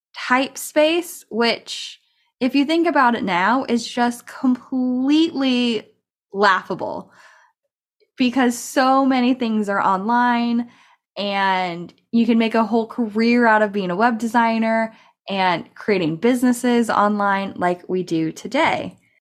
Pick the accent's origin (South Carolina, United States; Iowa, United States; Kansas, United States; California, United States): California, United States; also born or lived in Colorado; I'm from California, and I started a community college here